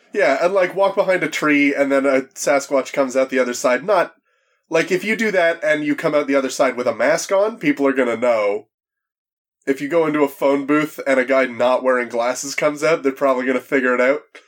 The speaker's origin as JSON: {"language": "English", "country": "Canada", "said": "I'm from Canada"}